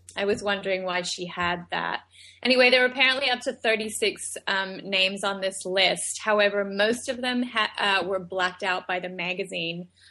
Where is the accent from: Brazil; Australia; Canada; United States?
Australia; moved away; I was born and raised in Australia.